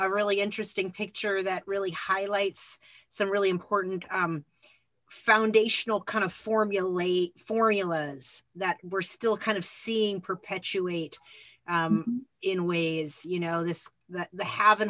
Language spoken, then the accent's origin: English; Phoenix, Arizona, United States; I grew up in Phoenix